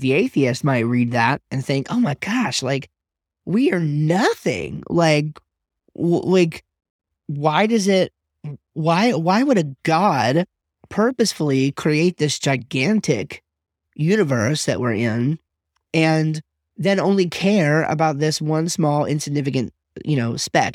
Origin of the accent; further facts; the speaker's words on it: United States; I'm an American, modern, Western person